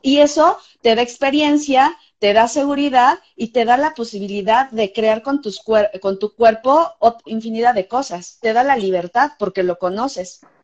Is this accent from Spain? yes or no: no; Mexico; Estamos haciendo ballet en México